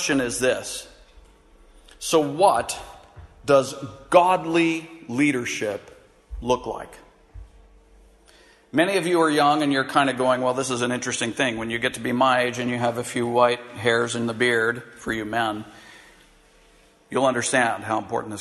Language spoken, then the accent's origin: English; United States; as an American